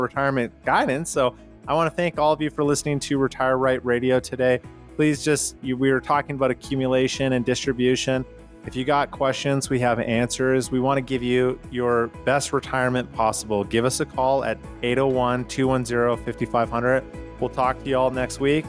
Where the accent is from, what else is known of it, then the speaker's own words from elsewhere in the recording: Canada; moved away; I'm from Canada